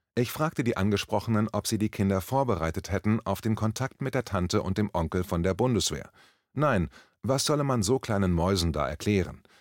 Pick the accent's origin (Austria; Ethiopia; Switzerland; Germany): Germany; Berlin; Ich als Berliner